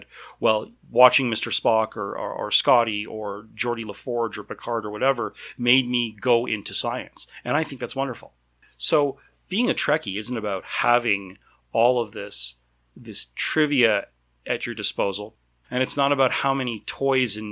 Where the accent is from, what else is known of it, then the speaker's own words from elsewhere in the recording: Canada; I'm Canadian